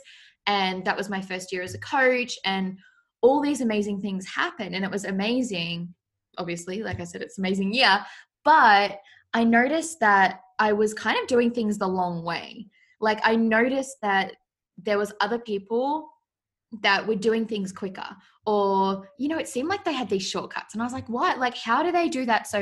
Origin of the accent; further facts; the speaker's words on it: Australia; I live in Australia, if you can't tell by my accent. People always get my accent mixed up and think like I'm from England or something. I'm like, nope, I'm from Australia